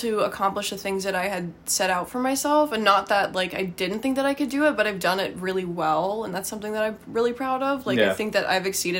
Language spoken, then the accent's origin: English; Charlottesville, Virginia, United States; now in Northern Virginia, United States; I grew up in Charlottesville, so, like, the mountains were, like, all around. You could just, like, have a 360 view of the Blue Ridge, which was great.